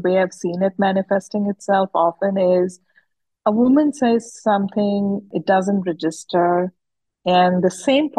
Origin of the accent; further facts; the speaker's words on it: Udaipur, Rajasthan, India; I grew up in Udaipur, which is a small town in Rajasthan.